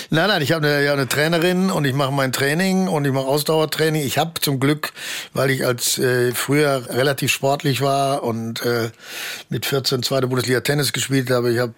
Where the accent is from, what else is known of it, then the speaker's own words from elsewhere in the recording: Bochum, North Rhine-Westphalia, Germany; moved away; also born or lived in Hamburg / Munich / Cologne; Ich bin auch, äh, freue mich auch darüber und habe da eine tolle Zeit verlebt in meinem